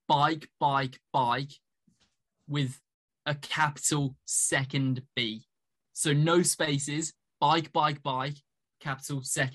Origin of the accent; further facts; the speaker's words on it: Iowa, United States; I'm a northerner in America. Iowa's right up there.